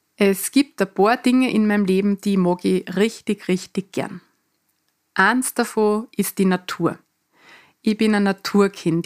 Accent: Mostviertel, Lower Austria, Austria; accent: Mostviertler Dialekt; moved away; also born or lived in Vienna / Canada / Salzburg; in meinem Mostviertler Dialekt

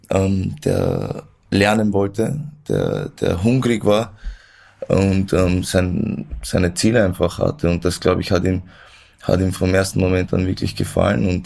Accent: Vienna, Austria; ich bin in Wien geboren, da aufgewachsen und ähm

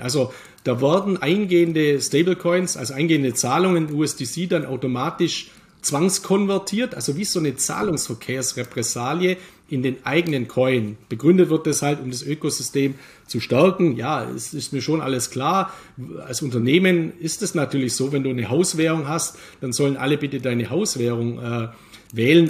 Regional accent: Germany; bei uns in Deutschland

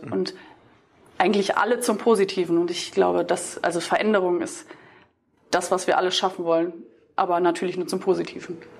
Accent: between Düsseldorf and Cologne, North Rhine-Westphalia, Germany; Ich komme aus NRW, aus, oder zwischen Düsseldorf und Köln

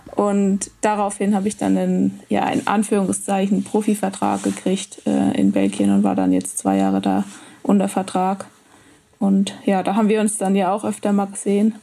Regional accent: Rhön, Bavaria, Germany; ich komme aus der Rhön. Das ist quasi der nördlichste Part von Bayern

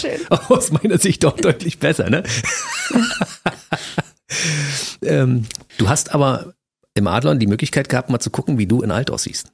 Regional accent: Berlin, Germany; Ich bin ja nur gebürtiger Berliner und aufgewachsen in der Stadt.

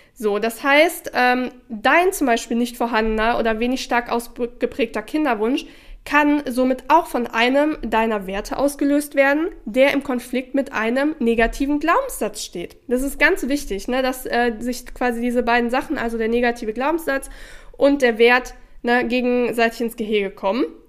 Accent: Sauerland, North Rhine-Westphalia, Germany; ich komme aus dem Sauerland, wo Schützenfeste und sowas

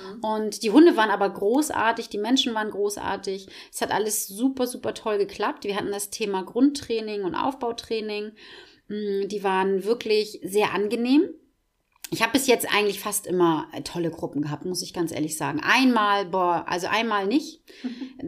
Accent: Schwarzenbek, Schleswig-Holstein, Germany; also born or lived in Kankelau; ich habe als Kind im Tierheim in Schwarzenbeek ähm, war ich in so einer Tierschutzgruppe drinne

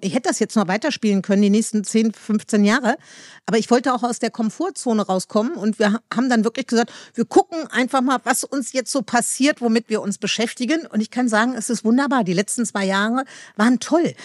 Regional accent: Meerbusch, North Rhine-Westphalia, Germany; now in Berlin, Germany; ich komme aus Meerbusch, das ist ein kleines Dorf in, in Nordrhein-Westfalen.

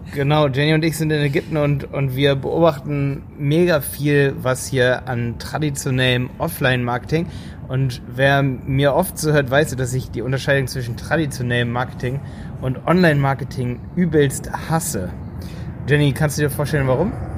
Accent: Germany; bei uns in Deutschland

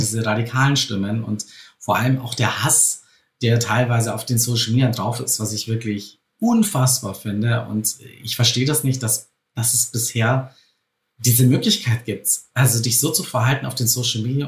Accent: Bavaria, Germany; bei uns in Bayern hieß es früher Spätzlewirtschaft

